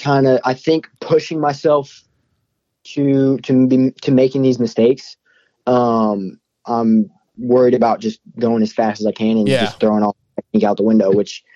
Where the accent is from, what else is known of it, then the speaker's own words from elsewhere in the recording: California, United States; I'm from California